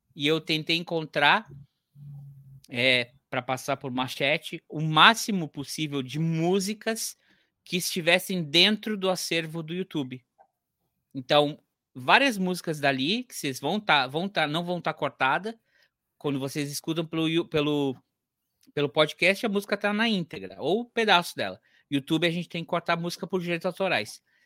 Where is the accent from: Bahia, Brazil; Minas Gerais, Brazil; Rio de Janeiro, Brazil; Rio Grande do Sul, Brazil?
Rio Grande do Sul, Brazil; Santo Antônio da Patrulha; a cidade onde eu nasci